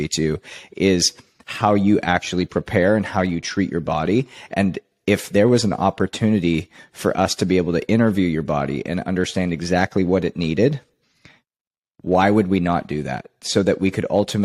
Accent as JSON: {"language": "English", "country": "Canada", "tie": "born or raised there", "said": "I was born and raised in Canada"}